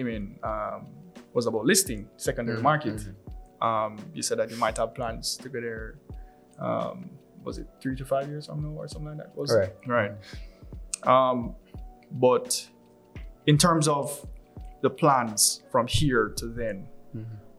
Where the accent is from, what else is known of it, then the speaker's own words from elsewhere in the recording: Jamaica; I'm born and raised in Jamaica